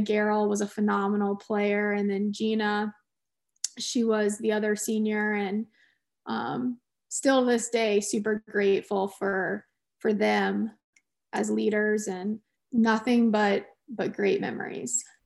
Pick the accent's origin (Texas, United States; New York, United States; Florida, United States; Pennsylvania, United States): Florida, United States; Clearwater; also born or lived in Winston-Salem, North Carolina / Kansas; my mom and dad moved to Clearwater, Florida when I was four years old, um, and I grew up down there